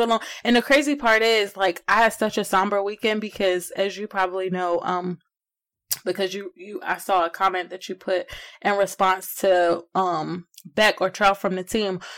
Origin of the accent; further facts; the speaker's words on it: New Jersey, United States; moved away as an adult; also born or lived in Connecticut; now in Richmond, Virginia, United States; I am from New Jersey originally by way of Connecticut, but I live in Richmond, Virginia, came out here for college